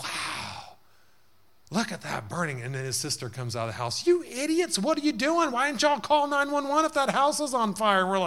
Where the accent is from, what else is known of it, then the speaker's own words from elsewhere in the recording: Texas, United States; moved away; when we grew up in the South there